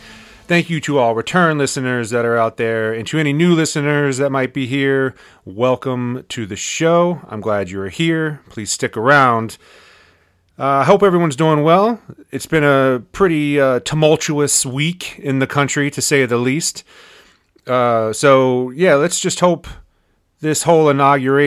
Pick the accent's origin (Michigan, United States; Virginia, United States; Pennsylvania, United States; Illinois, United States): Virginia, United States; Winchester; our hometown of Winchester, Virginia